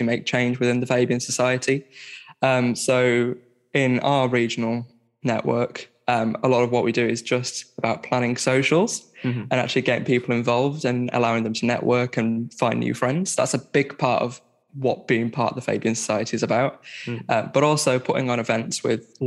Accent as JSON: {"language": "English", "town": "Barnsley", "region": "Yorkshire and the Humber", "country": "United Kingdom", "lives_now": "Sheffield, United Kingdom", "said": "I'm from Barnsley. I'm living in Sheffield"}